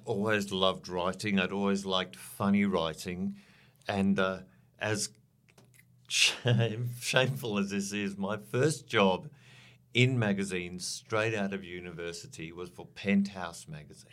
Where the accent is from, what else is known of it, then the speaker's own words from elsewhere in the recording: South Africa; moved away as an adult; now in Australia; I grew up in South Africa, uh, during the, uh, the seventies and eighties